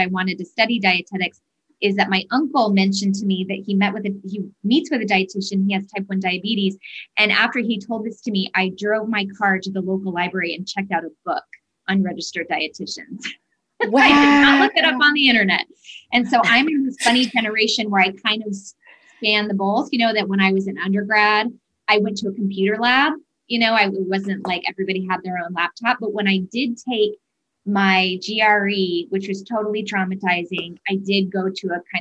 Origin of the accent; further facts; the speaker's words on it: Arizona, United States; moved away; I'm originally from Arizona, and Arizona, we eat a lot of Mexican food.